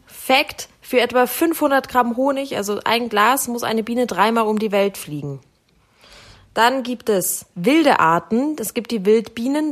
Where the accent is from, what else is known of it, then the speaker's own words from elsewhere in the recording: Munich, Bavaria, Germany; ich Münchner